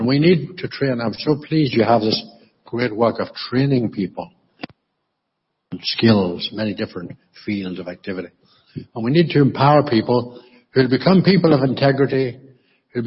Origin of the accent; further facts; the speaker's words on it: County Monaghan, Ulster, Ireland; when I grew up in County Monaghan in the Republic, I was brought up in a very, very traditional Anglican church called Church of Ireland